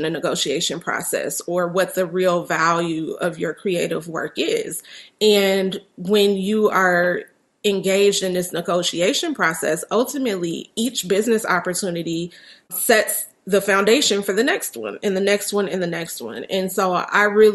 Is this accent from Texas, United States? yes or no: no; Chicago, Illinois, United States; especially here in my hometown of Chicago